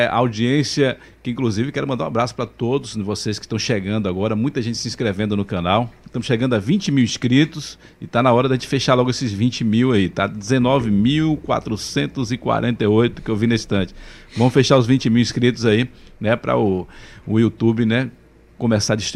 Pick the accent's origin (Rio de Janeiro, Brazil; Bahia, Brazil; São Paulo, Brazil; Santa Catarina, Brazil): Bahia, Brazil; Salvador; Eu nasci, nasci em Salvador